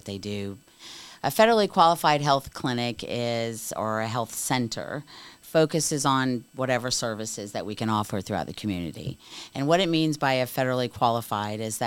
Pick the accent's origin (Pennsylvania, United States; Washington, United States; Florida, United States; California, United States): Florida, United States; Daytona Beach; I'm a Daytona Beach native. I was born and raised in Daytona Beach